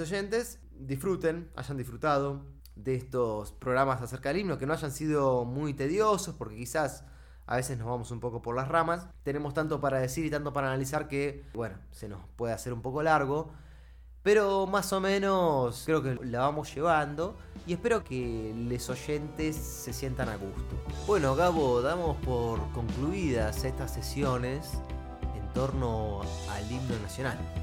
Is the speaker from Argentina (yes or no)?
yes; Argentina; siendo argentinos